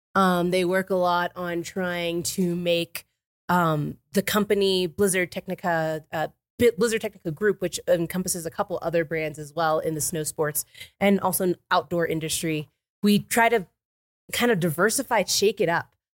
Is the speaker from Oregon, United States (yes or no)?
no; Florida, United States; moved away as an adult; now in Summit County, United States; I grew up in Florida